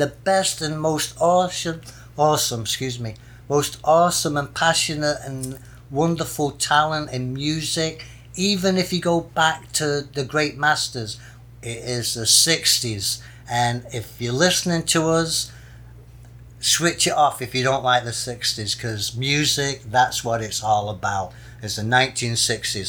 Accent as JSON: {"language": "English", "town": "Manchester", "region": "North West England", "country": "United Kingdom", "tie": "born or raised there", "also_born_or_lived": "California", "moved": "yes", "lives_now": "Florida, United States", "said": "born and raised in Manchester, England, and now reside in Florida, USA"}